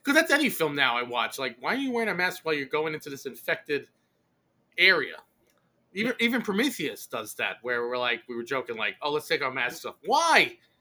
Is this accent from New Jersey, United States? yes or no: no; New York City, New York, United States; where I grew up in Brooklyn